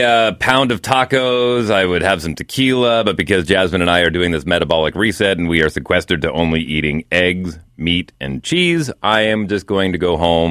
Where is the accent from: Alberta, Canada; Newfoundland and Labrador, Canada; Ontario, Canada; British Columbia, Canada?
Alberta, Canada; Fort McMurray; So my hometown, northern Alberta, Fort McMurray.